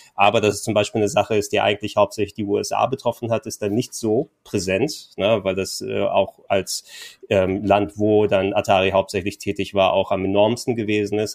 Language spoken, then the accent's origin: German; Hamburg, Germany; als gebürtiger Hamburger